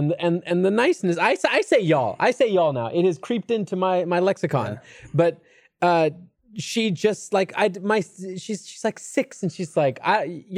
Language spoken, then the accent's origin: English; California, United States; accent: Californian; moved away as an adult; now in Texas, United States; Because I'm from California. I've lived there for 30 years. And while I've been here for a while, it's definitely like I consider myself a Californian. I think I sound like a Californian. I think I act like a Californian.